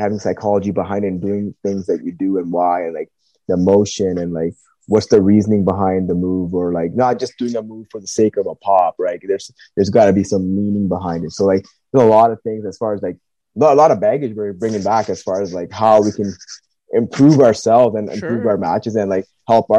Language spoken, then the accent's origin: English; Pacific Northwest, United States; yeah, we're from the Pacific Northwest, but we didn't know what kind of reaction to expect.